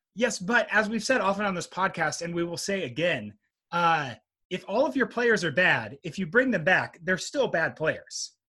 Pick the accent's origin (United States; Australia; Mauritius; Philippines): United States; Tennessee; moved away as an adult; also born or lived in Montana; I'm from Tennessee